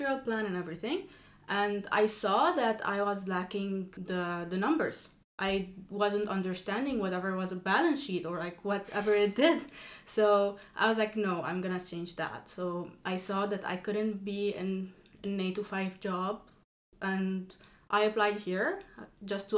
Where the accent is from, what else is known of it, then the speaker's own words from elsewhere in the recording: Lebanon; moved away as an adult; now in France; I come from Lebanon. I did all of my studies there.